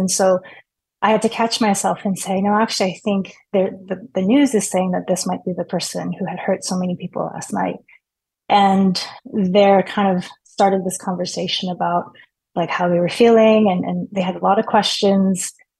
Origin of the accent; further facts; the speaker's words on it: Torrance, California, United States; now in San Diego, United States; Yeah, so I was born and raised in Torrance, and my parents still live there. And so my family lives in San Diego